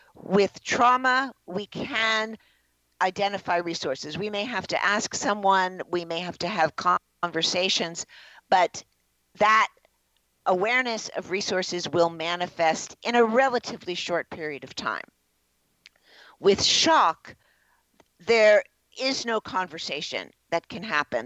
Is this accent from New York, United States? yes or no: yes; New York City, New York, United States; I was born in the Bronx, New York